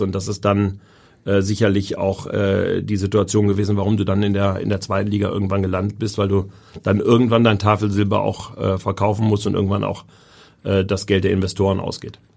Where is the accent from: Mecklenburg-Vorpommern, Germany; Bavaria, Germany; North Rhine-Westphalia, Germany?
North Rhine-Westphalia, Germany; Essen; moved away as an adult; also born or lived in Hamburg; now in Berlin, Germany; Das ist meine Heimat. Da habe ich nun mein Leben lang gelebt